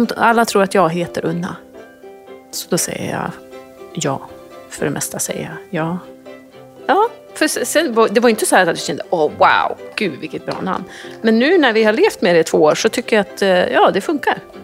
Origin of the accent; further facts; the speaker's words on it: Orviken, Jämtland, Sweden; moved away as an adult; now in New York, United States; Kommer från en by utanför Östersund som heter Orviken. Eh, nu bor vi i New York